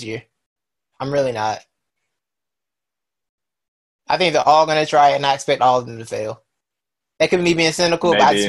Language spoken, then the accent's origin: English; Detroit, Michigan, United States; I mean, we're from Detroit to Cleveland, bro.